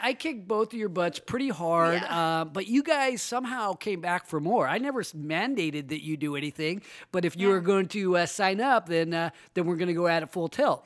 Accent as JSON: {"language": "English", "town": "Roseville", "region": "California", "country": "United States", "tie": "born or raised there", "said": "my hometown is Roseville"}